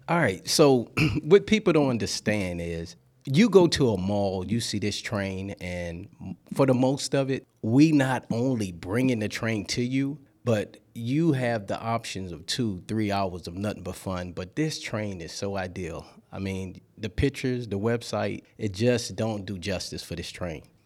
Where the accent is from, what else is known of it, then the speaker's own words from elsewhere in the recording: Louisiana, United States; moved away as an adult; now in Georgia, United States; I'm from Louisiana.